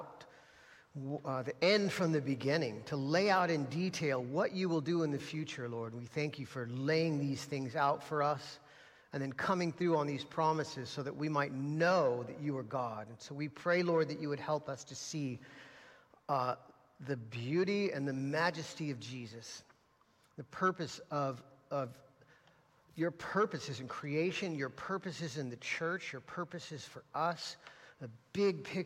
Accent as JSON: {"language": "English", "country": "United States", "said": "As American Christians"}